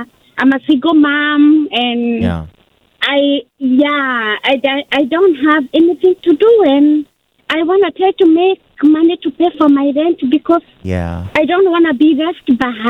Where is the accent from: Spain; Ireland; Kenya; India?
Kenya; now in Hayward, United States; I'm originally from Kenya.